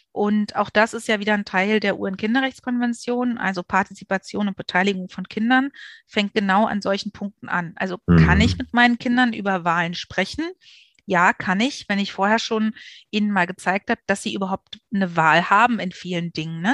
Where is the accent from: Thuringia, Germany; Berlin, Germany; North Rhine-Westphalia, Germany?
Berlin, Germany; ich bin geborene Berlinerin